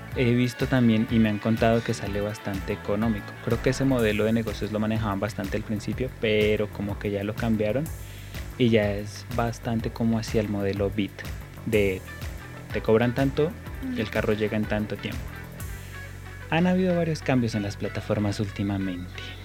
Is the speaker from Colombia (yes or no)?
yes; Colombia; como somos buenos colombianos